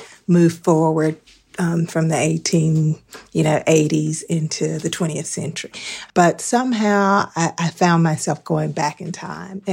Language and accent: English; North Carolina, United States; I'm from North Carolina.